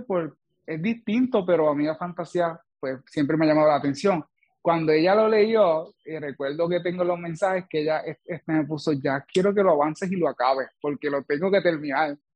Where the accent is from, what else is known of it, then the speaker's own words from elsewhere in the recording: Villalba, Puerto Rico; soy del pueblo de Villalba